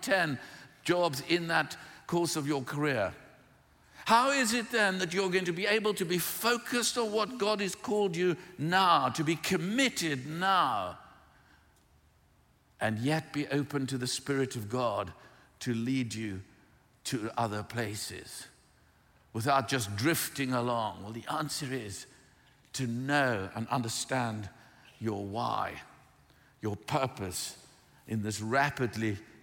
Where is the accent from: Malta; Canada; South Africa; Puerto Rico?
South Africa; moved away; I grew up in South Africa.